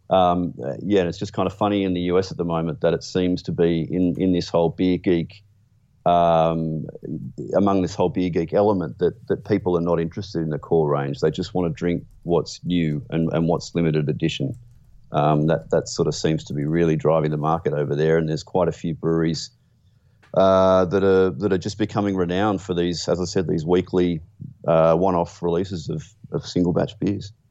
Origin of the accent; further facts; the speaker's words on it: Australia; being an Australian